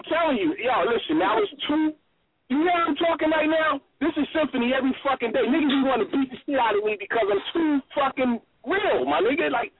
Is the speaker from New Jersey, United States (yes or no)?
yes; New Jersey, United States; born there; also born or lived in New York; now in Sacramento, United States; I was born in Jersey. I moved to New York, and then from New York, I moved to Cali. I moved to Sacramento, right?